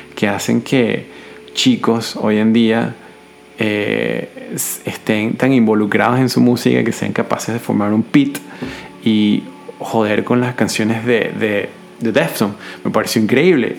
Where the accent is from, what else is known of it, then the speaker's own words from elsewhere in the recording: Venezuela; now in Budapest, Hungary; yo soy venezolano, joven